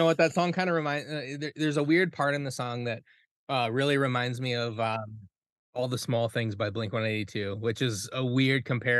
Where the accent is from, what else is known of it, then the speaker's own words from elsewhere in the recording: South Dakota, United States; moved away as an adult; now in Minneapolis, United States; the reason why I moved to Minneapolis from South Dakota when I graduated high school was because I knew that's where they were.